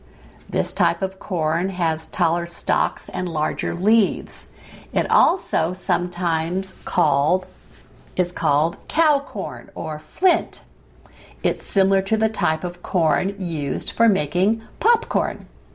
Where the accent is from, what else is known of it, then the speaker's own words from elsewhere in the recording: Oklahoma, United States; Growing up in Oklahoma, we were not so far south that we regularly had grits.